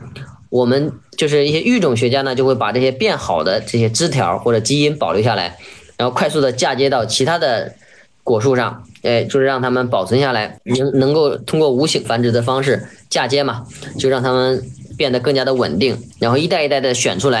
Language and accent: Chinese; China; 也有非常重要的野果，可以让我们让我们吃，就是能够造福我们中国人。